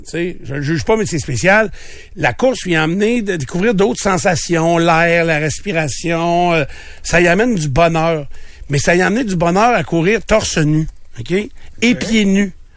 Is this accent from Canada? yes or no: yes; Quebec, Canada; je suis québécois